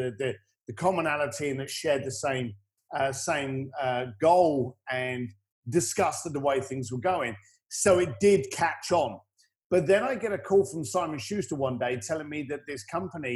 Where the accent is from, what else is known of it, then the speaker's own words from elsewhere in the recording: United Kingdom; accent: British; I'm British